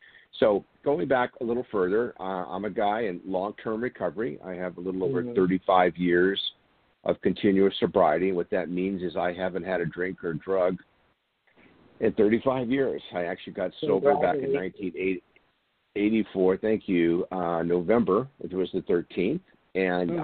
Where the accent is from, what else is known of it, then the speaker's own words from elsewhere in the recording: San Diego, California, United States; I grew up here in San Diego, still here in San Diego, California